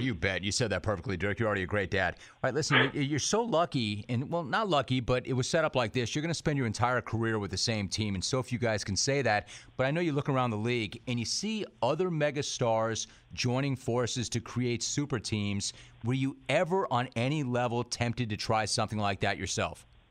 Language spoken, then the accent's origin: English; Southern California, United States; I'm a SoCal native